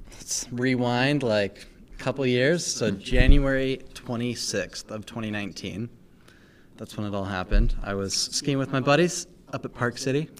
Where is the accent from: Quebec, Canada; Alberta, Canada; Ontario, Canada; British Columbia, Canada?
Alberta, Canada; Calgary; also born or lived in Victoria; now in Utah, United States; Then we moved to Calgary and that's honestly where I say I'm from because I lived there literally for